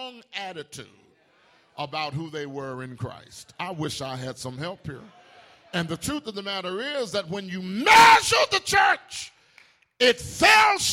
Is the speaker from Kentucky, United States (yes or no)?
no; Tuscaloosa, Alabama, United States; When I was growing up in Beulah Baptist in Tuscaloosa